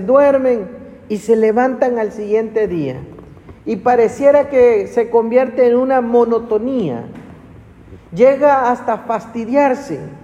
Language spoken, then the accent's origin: Spanish; Ciudad del Carmen, Campeche, Mexico; Yo crecí de, pequeño en Ciudad del Carmen